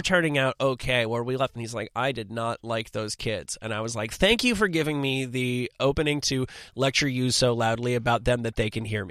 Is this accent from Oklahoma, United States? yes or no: no; New Jersey, United States; also born or lived in Manhattan, New York; I'm from New Jersey, but I went to high school in Manhattan